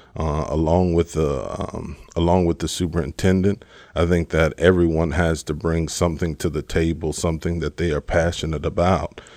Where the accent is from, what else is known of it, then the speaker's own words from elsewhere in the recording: Richwood, Texas, United States; moved away as an adult; now in Frederick, United States; I'm from a small little town right outside of Houston called Richwood, um, Richwood, Texas is where I'm raised